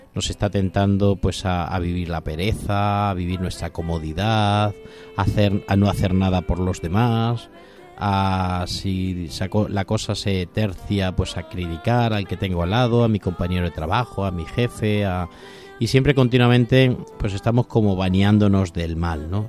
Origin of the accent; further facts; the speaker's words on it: Toledo, Castilla-La Mancha, Spain; yo soy de Toledo